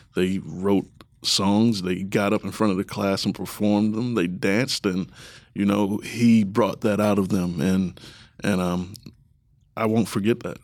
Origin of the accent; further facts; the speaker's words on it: Baltimore, Maryland, United States; now in Columbus, United States; I'm from the East Coast